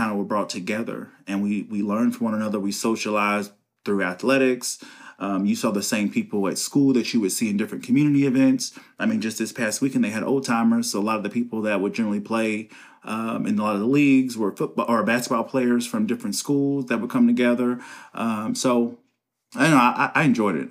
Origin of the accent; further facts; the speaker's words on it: Covington, Kentucky, United States; also born or lived in Cincinnati, Ohio; I was born in Cincinnati, and we transitioned to Covington, um, about the third grade, I was in the third grade.